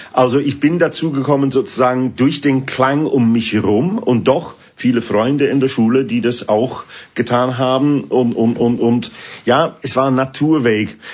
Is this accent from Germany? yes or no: no; England, United Kingdom; German is a second language; moved away as an adult; also born or lived in Sheffield; now in Switzerland; Musik von meiner Heimat